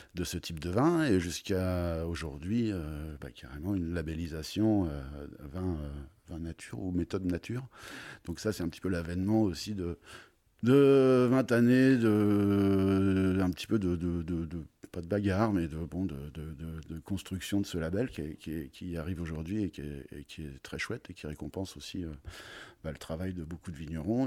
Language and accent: French; Troyes, Grand Est, France; moved away as an adult; also born or lived in Beaujolais / United States / Paris / Avallon; Je suis originaire de Troyes